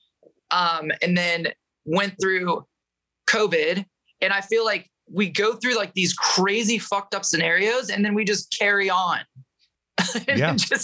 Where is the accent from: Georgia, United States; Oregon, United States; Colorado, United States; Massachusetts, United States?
Oregon, United States; Medford; also born or lived in Michigan; that's where I was kind of born and raised